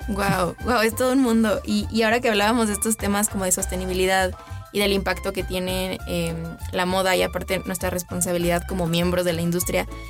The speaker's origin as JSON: {"language": "Spanish", "country": "Mexico", "said": "como mexicanos"}